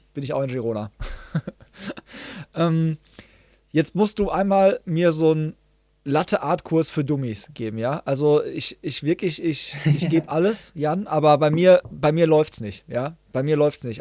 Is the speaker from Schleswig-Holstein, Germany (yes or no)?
no; Hagen, North Rhine-Westphalia, Germany; hier in meiner Heimatstadt in Hagen